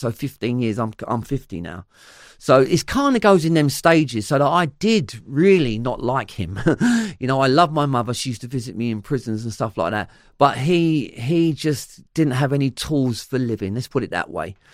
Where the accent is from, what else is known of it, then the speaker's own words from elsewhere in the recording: London, United Kingdom; accent: Cockney; it's still London, but we grew up around Cockney rhyming slang